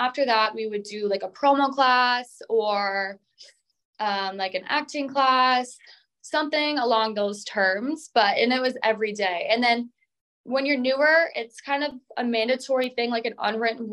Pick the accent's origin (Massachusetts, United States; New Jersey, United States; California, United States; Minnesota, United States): Minnesota, United States; I'm from Minnesota